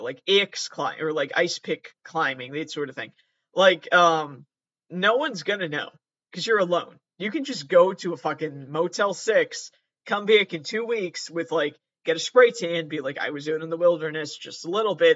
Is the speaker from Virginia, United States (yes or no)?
no; Massachusetts, United States; I am from Massachusetts. I've always lived in Massachusetts.